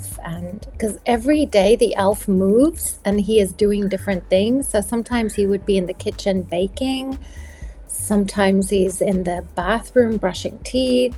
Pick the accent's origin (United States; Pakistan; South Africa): South Africa; moved away; I grew up in South Africa